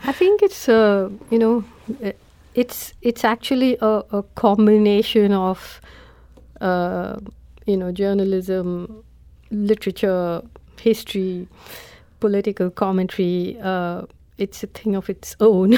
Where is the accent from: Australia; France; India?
India; as an Indian